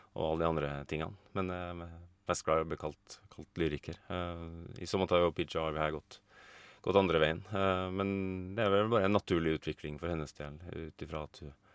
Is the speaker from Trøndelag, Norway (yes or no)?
yes; Trondheim, Trøndelag, Norway; moved away as an adult; now in Oslo, Norway; Jeg kommer egentlig fra Trondheim, men jeg har bodd i Oslo de siste 20 årene.